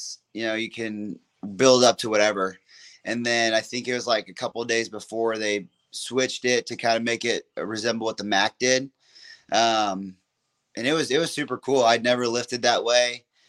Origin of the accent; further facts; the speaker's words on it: Alabama, United States; And like, we're from Alabama.